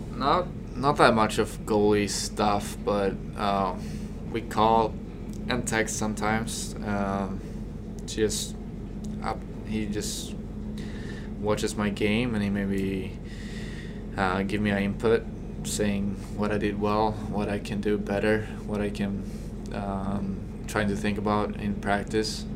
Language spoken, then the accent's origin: English; Stockholm, Stockholm County, Sweden; moved away as an adult; also born or lived in Kearney, Nebraska; now in United States; I came from Stockholm, the biggest city back from back home